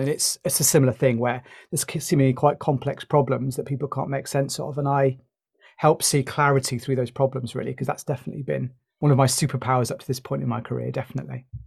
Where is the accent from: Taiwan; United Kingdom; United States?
United Kingdom; You might have guessed from my accent, I'm from the U K.